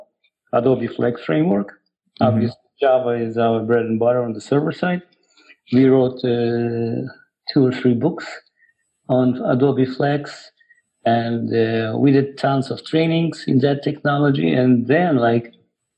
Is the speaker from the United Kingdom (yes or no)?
no; Ukraine; English is a second language; moved away as an adult; also born or lived in Russia; now in United States; I was born in Ukraine. Then I went to Russia. I got my master's degree in applied math over there. Then I came back to Ukraine for a little bit, working as a programmer. And then I came to the United States in the 90s.